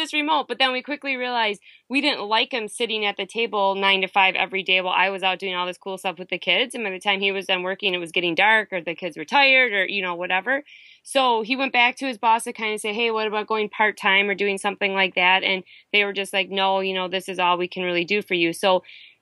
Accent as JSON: {"language": "English", "region": "Wisconsin", "country": "United States", "moved": "yes", "said": "we're from Wisconsin"}